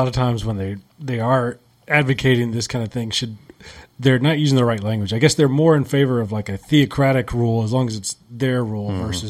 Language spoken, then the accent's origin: English; the South, United States; I grew up in the South